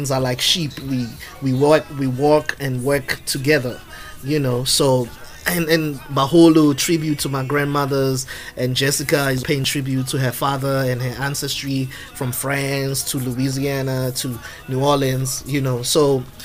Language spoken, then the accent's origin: English; Soweto, Gauteng, South Africa; now in Phoenix, United States; me being born and raised in South Africa